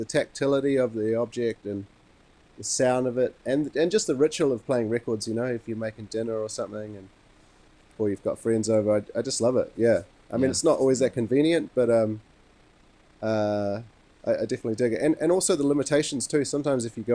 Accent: Wellington, New Zealand; also born or lived in Montreal, Canada; I was born in Montreal, Canada, but I was raised in Wellington.

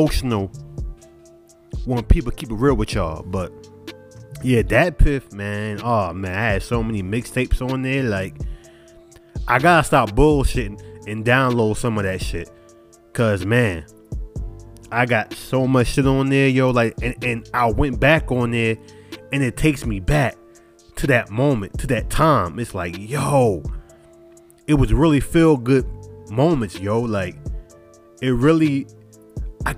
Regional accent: New York, United States; I'm from New York and I'm supposed to stick with everything New York

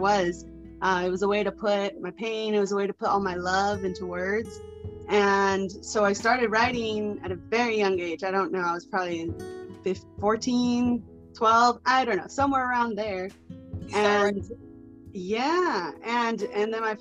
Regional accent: Arizona, United States; growing up, I'm from Arizona

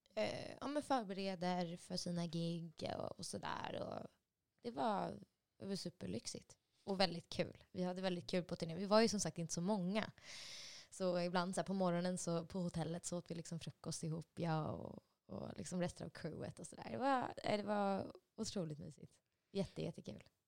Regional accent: Solna, Stockholm County, Sweden; moved away as an adult; also born or lived in Los Angeles, United States / Nashville, United States / Örnsköldsvik, Sweden; sen så var jag uppvuxen mer bara ja, en tio minuters promenad upp på Råsundavägen vid Näckrosen

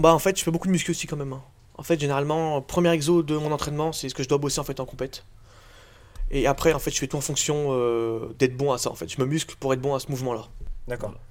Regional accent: Revonnas, Auvergne-Rhône-Alpes, France; also born or lived in Bourg-en-Bresse; je viens de, de Revona, mais je passe tout mon temps à Bourg

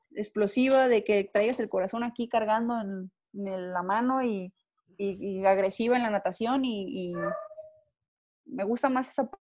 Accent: Mexico; nosotros como mexicanos

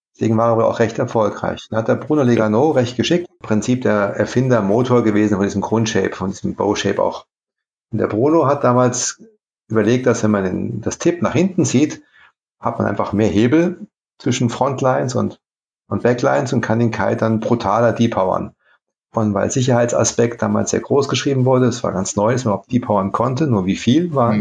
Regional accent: Saarlouis, Saarland, Germany; moved away as an adult; also born or lived in Saarbrücken / Italy; now in South Tyrol, Italy; Ich komme aus Saarbrücken ursprünglich, aus Saarlouis an der Grenze

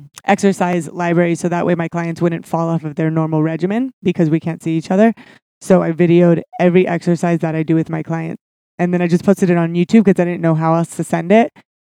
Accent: Santa Barbara, California, United States; Santa Barbara. I lived there till I was about 10-ish or 11. And then we moved in the desert. I never tell anybody that. But the middle of the desert, it's called California City.

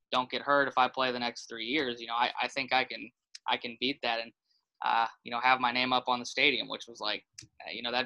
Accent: Dallas, Texas, United States; moved away as an adult; also born or lived in South Carolina; now in Tampa, United States; I grew up in Dallas, Texas, so really not anywhere near South Carolina

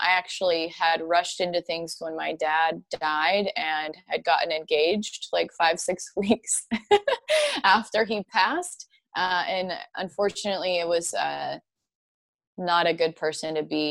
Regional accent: Spanaway, Washington, United States; moved away as an adult; now in Nashville, United States; I'm from Spanaway, Washington. It's about an hour south of Seattle

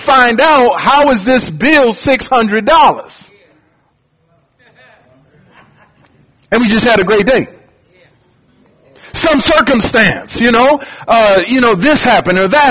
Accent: Detroit, Michigan, United States; also born or lived in Ohio; now in Louisiana, United States; I was born in Ohio, grew up in Detroit

